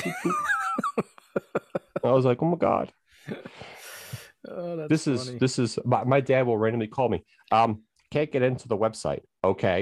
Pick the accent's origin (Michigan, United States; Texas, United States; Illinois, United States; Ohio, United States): Illinois, United States; Chicago; moved away; I'm originally from Chicago.